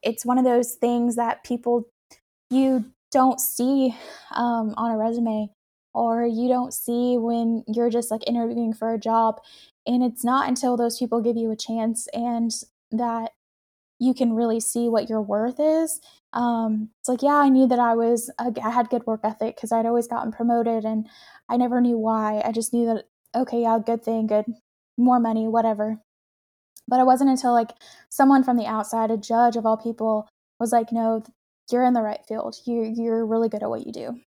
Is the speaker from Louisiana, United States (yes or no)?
no; Texas, United States; born or raised there; also born or lived in upstate New York